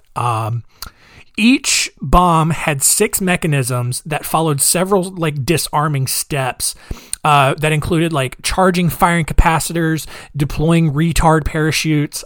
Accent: Goldsboro, North Carolina, United States; my hometown of Goldsboro, North Carolina

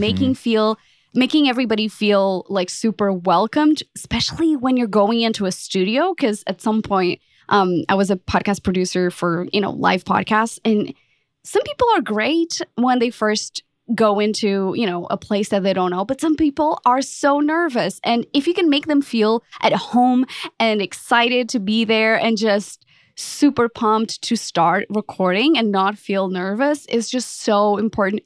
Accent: Portugal; moved away as an adult; also born or lived in London; now in Dallas, United States; I'm originally from Portugal, um, lived in London

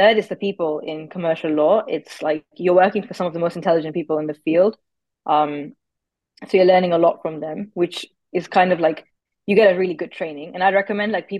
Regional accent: Nairobi, Kenya; moved away as an adult; also born or lived in Cambridge, United Kingdom; now in United Kingdom; I'm originally from Nairobi, Kenya, where I completed my high school education

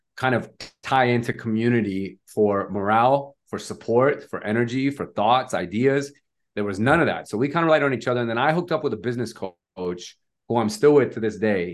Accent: Nevada, United States; moved away as an adult; now in Bay Area, United States; started off in Nevada, which is my home state wh-, where I'm from

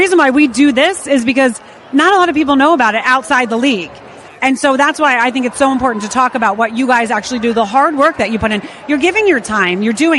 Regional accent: outside of Philadelphia, Pennsylvania, United States; I grew up outside of Philly.

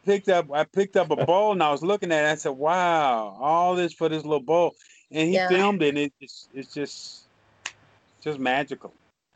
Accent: Newark, New Jersey, United States; moved away; originally I'm from Newark, New Jersey. And so in 67, we had the long, hot summer, you know, where riots and everything was going on.

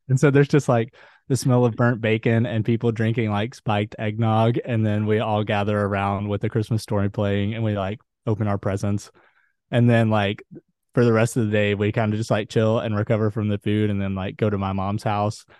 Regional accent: Huntsville, Alabama, United States; now in Netherlands; I'm currently living in Ada in the Netherlands, but I'm from Huntsville, Alabama.

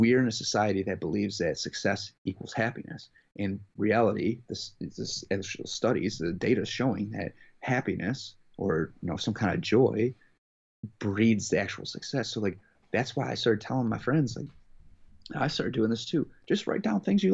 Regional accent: near Detroit, Michigan, United States; I was born near Detroit

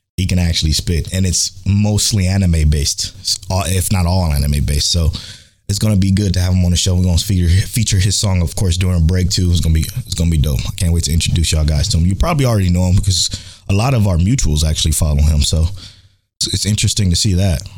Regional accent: Cleveland, Ohio, United States; I'm from Cleveland

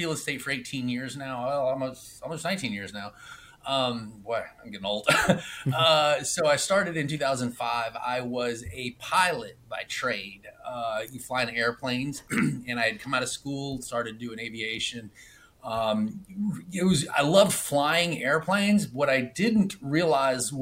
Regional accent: Atlanta, Georgia, United States; moved away as an adult; now in Clearwater, United States; I am from Atlanta. My offices are in Atlanta. Recently, I've moved down to Clearwater, Florida. So I actually live in Florida at the moment

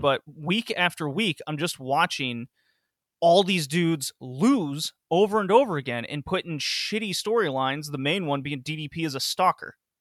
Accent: the South, United States; I grew up in the South.

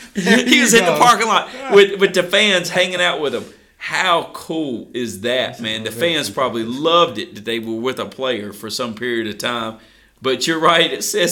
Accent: the South, United States; We are rednecks from the South

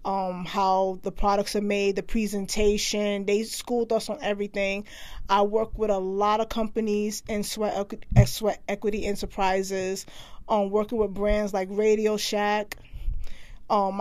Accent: New York City, New York, United States; I grew up in Brooklyn, New York.

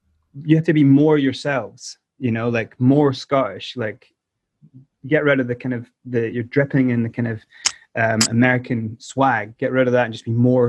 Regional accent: South Africa; now in Motherwell, United Kingdom; Because I was born in South Africa and moved to Motherwell in 94.

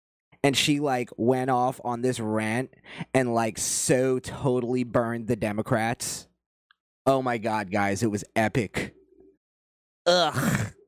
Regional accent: Florida, United States; also born or lived in New York; growing up in South Florida and also growing up in New York, you're going to have a lot of Hispanic friends.

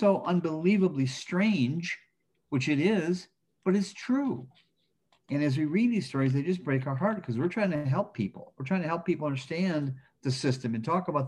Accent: outside of Flint, Michigan, United States; I grew up outside of Flint, Michigan

